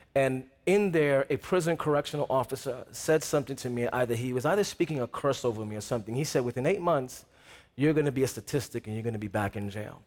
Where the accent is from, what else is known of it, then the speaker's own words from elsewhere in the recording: New York City, New York, United States; I'm from New York City